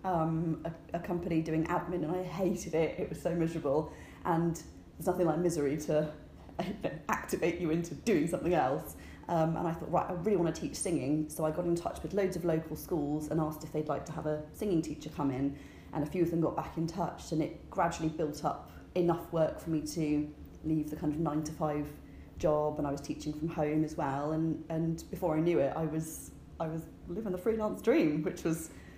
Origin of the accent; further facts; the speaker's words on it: United Kingdom; I'm British